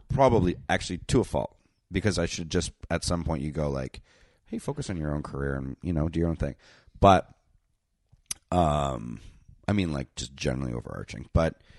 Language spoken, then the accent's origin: English; Canada; I'm Canadian